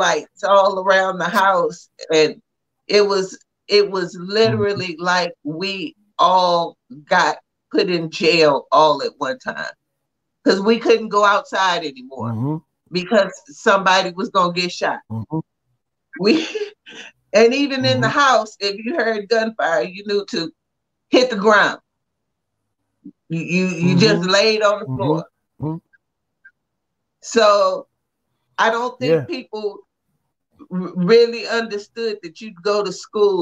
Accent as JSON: {"language": "English", "region": "Texas", "country": "United States", "tie": "born or raised there", "said": "I grew up in Texas"}